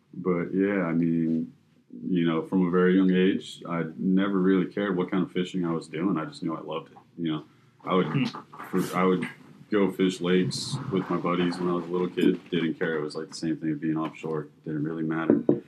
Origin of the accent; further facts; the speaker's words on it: Fort Lauderdale, Florida, United States; I'm born and raised in Fort Lauderdale as well